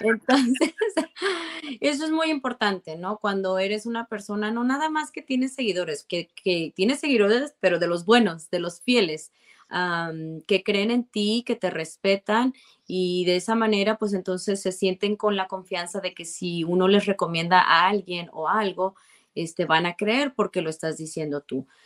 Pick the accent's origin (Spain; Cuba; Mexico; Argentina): Mexico; Guadalajara, Jalisco; moved away as an adult; now in Arizona, United States; cuando yo estaba en la prepa en Guadalajara, porque yo soy de Guadalajara y, no vine a Arizona hasta ya después de que me gradué